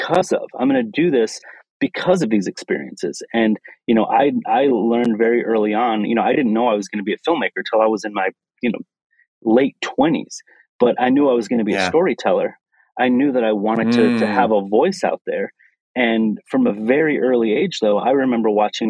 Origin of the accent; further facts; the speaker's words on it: Lansing, Michigan, United States; So I come from Lansing, Michigan, born and raised in the Midwest